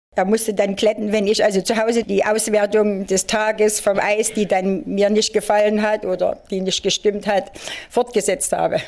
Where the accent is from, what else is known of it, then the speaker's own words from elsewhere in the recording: Chemnitz, Saxony, Germany; ich bin eine echte Chemnitzerin, eine echte Sächsin, bin dort mhm. geboren und ähm, möchte auch dort nicht weg